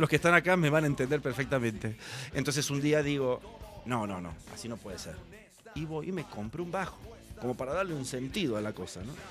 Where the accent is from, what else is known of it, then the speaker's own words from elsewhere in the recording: Santa Fe, Argentina; Yo soy de Santa Fe provincia de Santa Fe.